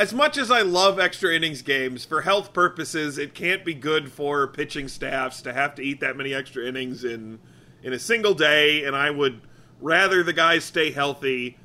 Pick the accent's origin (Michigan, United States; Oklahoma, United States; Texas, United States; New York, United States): Michigan, United States; growing up in Michigan